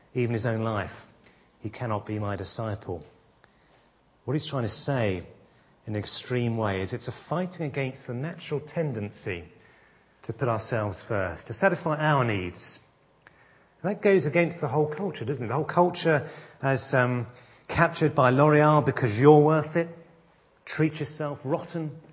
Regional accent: England, United Kingdom; as British people

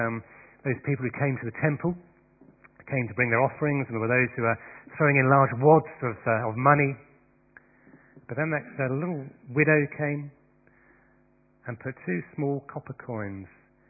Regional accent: United Kingdom; As Christians and particularly as British people

